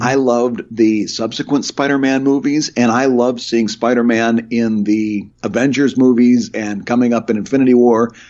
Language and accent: English; Michigan, United States; the small town I grew up in in Michigan